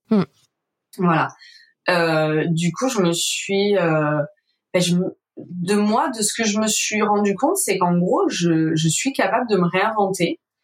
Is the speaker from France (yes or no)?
yes; Var, Provence-Alpes-Côte d'Azur, France; also born or lived in Marseille; Avant, je travaillais dans le Var parce que moi, je suis du Var.